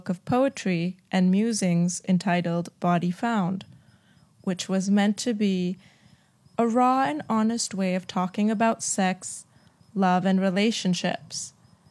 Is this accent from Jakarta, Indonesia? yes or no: yes; Jakarta, Indonesia; We were born and raised in Jakarta in a very Christian family